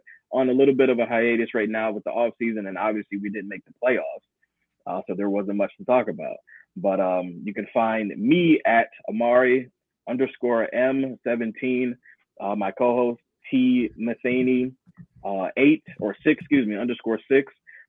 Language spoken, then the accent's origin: English; Cleveland, Ohio, United States; we are from Cleveland, Ohio, not Boston, Massachusetts.